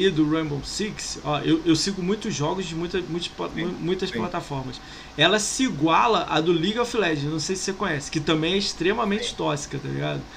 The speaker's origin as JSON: {"language": "Portuguese", "region": "Rio de Janeiro", "country": "Brazil", "also_born_or_lived": "São Paulo", "lives_now": "Niterói, Brazil", "said": "Eu sou do Rio"}